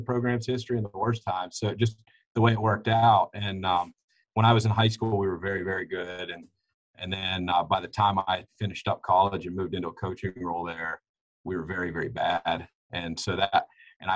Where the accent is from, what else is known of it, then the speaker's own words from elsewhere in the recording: Brookville, Pennsylvania, United States; also born or lived in Lock Haven, Pennsylvania; I grew up in Brookville, Pennsylvania, coached in Brookville